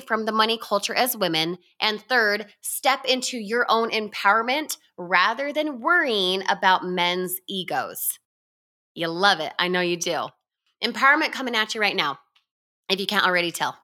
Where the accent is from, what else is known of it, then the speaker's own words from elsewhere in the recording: Utah, United States; I was born and raised in Utah